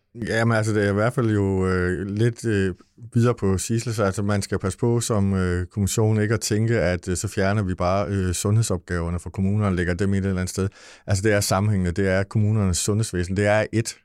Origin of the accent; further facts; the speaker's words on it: Lolland, Zealand, Denmark; vi kommer fra Lolland